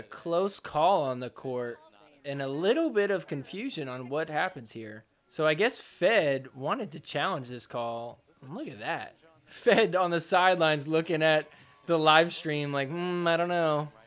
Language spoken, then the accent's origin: English; New Jersey, United States